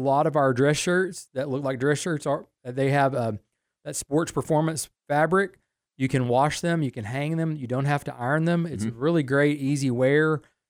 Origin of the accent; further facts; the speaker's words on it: Waco, Texas, United States; I grew up in Waco and remember the days of Schellenberger's and Rick's Clothing and Randall's.